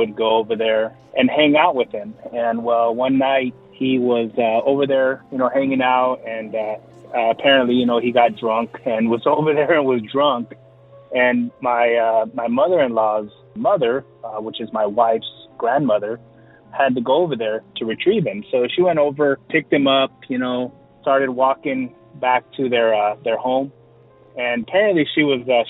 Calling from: San Diego, California, United States; calling from San Diego, California

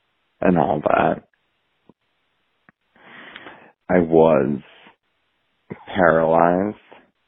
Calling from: Portland, Oregon, United States; I'm calling from Portland, Oregon.

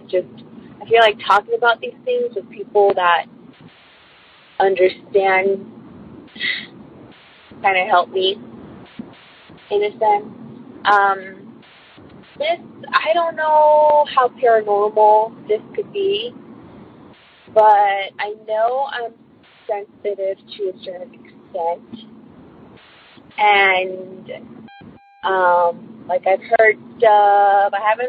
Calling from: California, United States; I'm calling from California.

